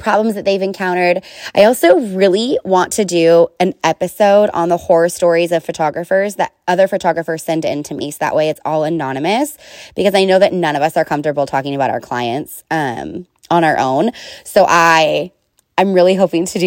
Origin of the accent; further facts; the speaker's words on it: Oakley, California, United States; I grew up in Oakley, which is probably like the smallest town at that time, one of the smallest towns in East Contra Costa County.